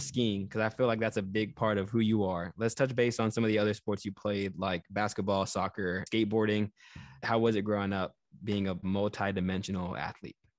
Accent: Texas, United States; grew up in the South. I grew up in Texas

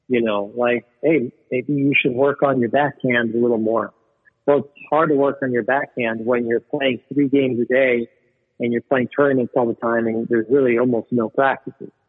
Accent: Venezuela; born there; Yeah, I was born in Venezuela.

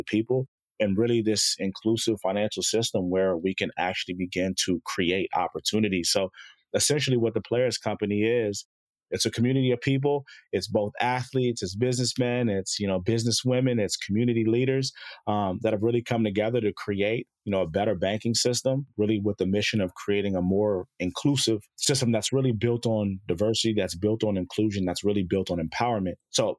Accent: Chicago, Illinois, United States; born there; moved away; also born or lived in South Jersey, United States; I was born in Chicago, moved out to South Jersey.

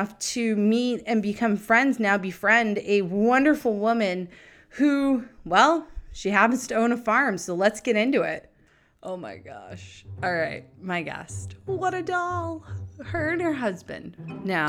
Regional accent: Nashua, New Hampshire, United States; I grew up in Nashua, New Hampshire

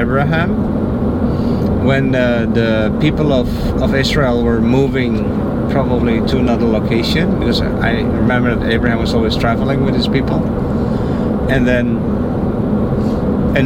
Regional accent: Netherlands; now in Florida, United States; I'm from the Netherlands.

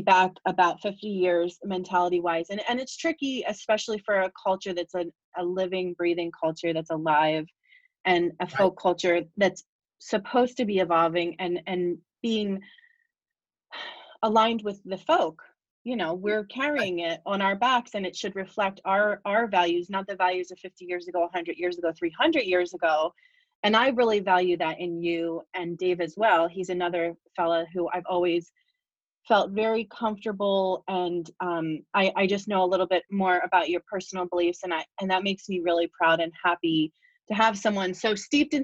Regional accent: Bucks County, Pennsylvania, United States; I was raised in Bucks County. Even though my family's all from here, my mom had to get out, and very different upbringing

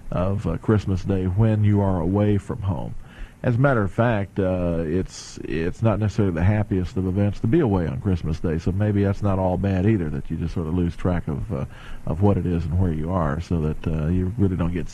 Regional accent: Indiana, United States; now in North Carolina, United States; I come from Indiana, and of course I've lived in North Carolina for 32 years now, so I consider myself a North Carolinian, but I do come from the cold country

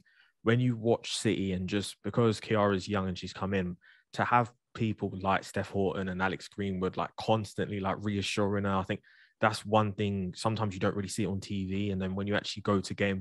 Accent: Jamaica; as a Jamaican

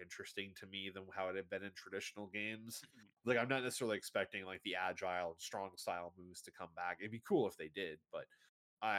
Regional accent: Canada; My family's been in Canada for tons and tons of years

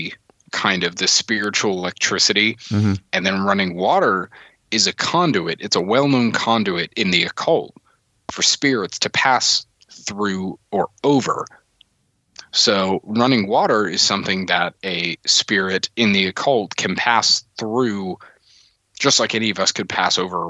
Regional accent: the South, United States; I grew up here in the South

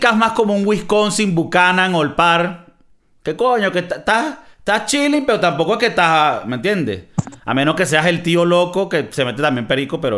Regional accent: Venezuela; Yo vengo veniendo de Venezuela, que a mí me daban lo que sea y que toma y cállate pa' jugo.

